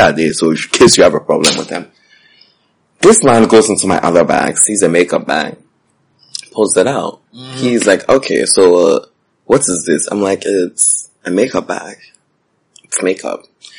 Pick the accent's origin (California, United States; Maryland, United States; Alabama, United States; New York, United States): New York, United States; New York City; I said, I'm from New York. So you know how my accent was A1.